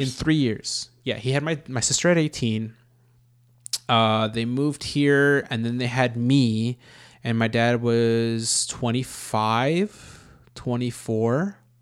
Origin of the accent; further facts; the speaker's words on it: Los Angeles, California, United States; we were born and raised in Los Angeles